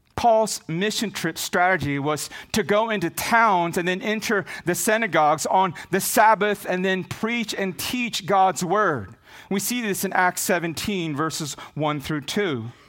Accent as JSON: {"language": "English", "region": "Visayas", "country": "Philippines", "first_language": "Visayan", "second_language": "English", "moved": "yes", "said": "Visaya, my native language. That's why I have a hard time with English."}